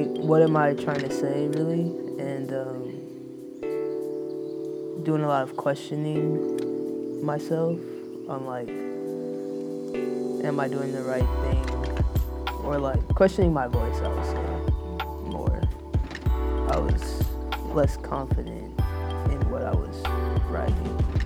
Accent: Oakland, California, United States; I'm from Oakland, California

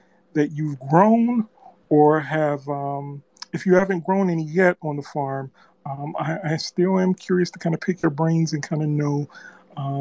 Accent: Midwest, United States; I am from the Midwest as well.

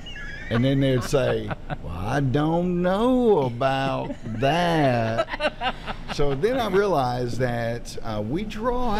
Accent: the South, United States; accent: Southern drawl; I was like the only guy from the South on our ship

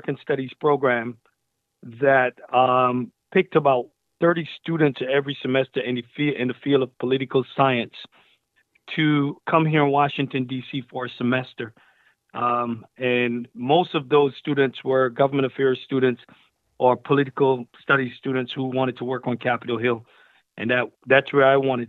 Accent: Barbados; moved away; also born or lived in Brooklyn, New York, United States / California, United States; I'm originally from Barbados, and I migrated to Brooklyn, New York with my mother in 1986

